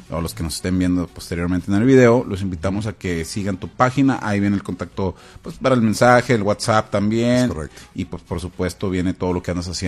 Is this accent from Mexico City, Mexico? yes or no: yes; Mexico City, Mexico; Soy, soy mexicano.